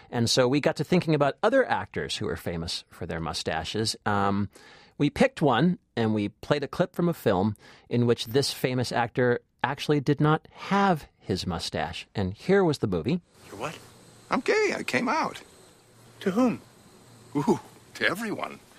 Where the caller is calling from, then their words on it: Columbia, Maryland, United States; I am calling from Columbia, Maryland.